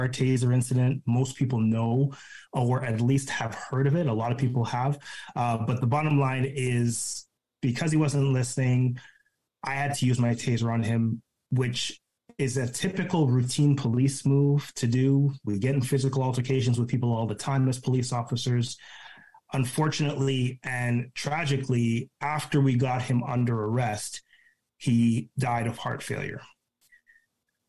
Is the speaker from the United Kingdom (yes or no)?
no; Ontario, Canada; moved away as an adult; also born or lived in British Columbia; I'm from Ontario originally